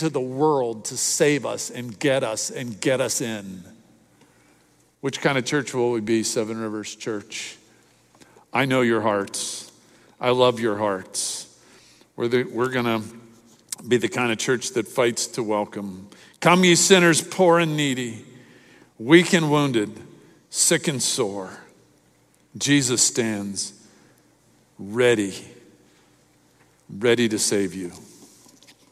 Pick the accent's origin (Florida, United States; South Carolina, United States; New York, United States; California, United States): Florida, United States; Miami; in the church I grew up in Miami